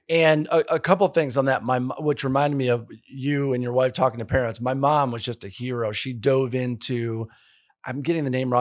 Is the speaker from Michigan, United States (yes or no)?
yes; Detroit, Michigan, United States; moved away as an adult; also born or lived in Nashville, Tennessee; I'm from Michigan